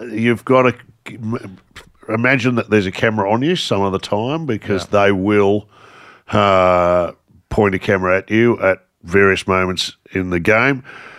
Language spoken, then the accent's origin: English; Canberra, Australian Capital Territory, Australia; born there; also born or lived in Victoria; I was actually born in Canberra. Canberra's favourite son, I like to say.